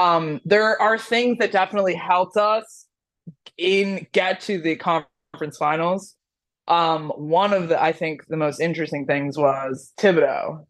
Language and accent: English; Miami, Florida, United States; I'm from Miami. Are you really? I was born and raised.